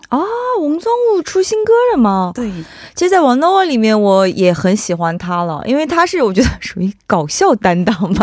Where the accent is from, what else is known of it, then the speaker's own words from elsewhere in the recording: China; now in South Korea; 我们中国人